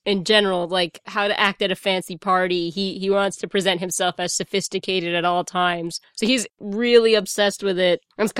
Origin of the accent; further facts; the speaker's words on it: New York City, New York, United States; I'm a New Yorker